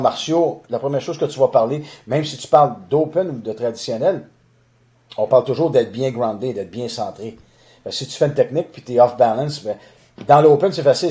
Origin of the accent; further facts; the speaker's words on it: Boucherville, Quebec, Canada; je suis natif de Boucherville, donc j'ai grandi à Boucherville sur la rive sud de Montréal